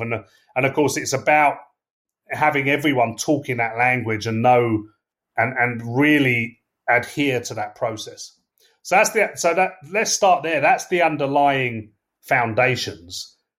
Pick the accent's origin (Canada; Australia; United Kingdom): United Kingdom; England; accent: English; I'm English, as you can tell from my accent